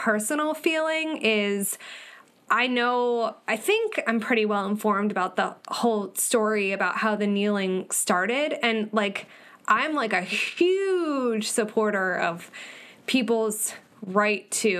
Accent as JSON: {"language": "English", "town": "Philadelphia", "region": "Pennsylvania", "country": "United States", "said": "I'm from Philly"}